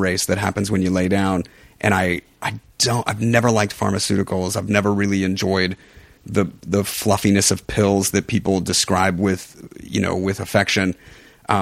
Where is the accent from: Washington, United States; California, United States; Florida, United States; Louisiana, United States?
California, United States; Los Angeles; growing up in Hollywood